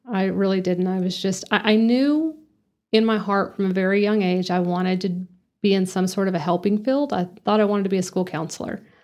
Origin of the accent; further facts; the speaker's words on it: Lubbock, Texas, United States; moved away as an adult; now in Amarillo, United States; Grew up in Lubbock